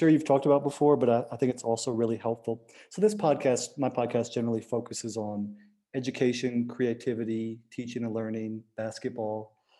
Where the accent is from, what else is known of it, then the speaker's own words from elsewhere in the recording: Burlington, Vermont, United States; also born or lived in Waitsfield, United States; Yeah, I grew up in Vermont, Burlington, Vermont, Waitsville, Vermont, and then Burlington, and library every weekend.